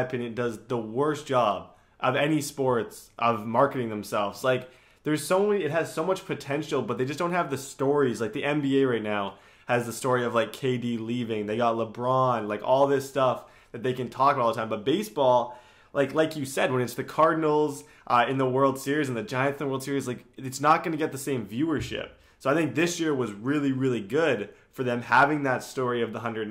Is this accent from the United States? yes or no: no; Canada; as a Canadian